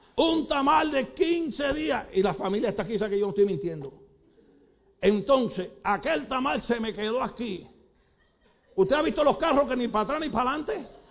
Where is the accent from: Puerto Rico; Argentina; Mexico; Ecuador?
Puerto Rico; moved away; yo soy de Puerto Rico